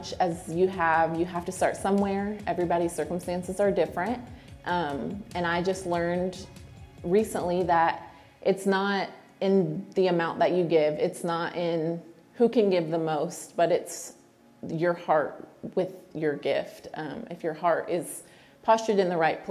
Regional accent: Lakeland, Florida, United States; now in South Carolina, United States; I attended a women's conference in my hometown in Lakeland, Florida

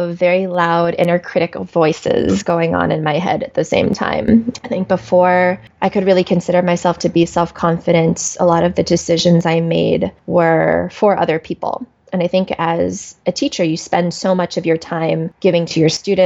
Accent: Washington, District of Columbia, United States; also born or lived in South Korea; raised by a large white Jewish family in Washington, D.C., where I spent my entire childhood

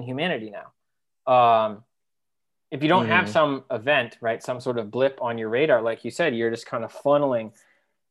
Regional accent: East Coast, United States; I was from the East Coast

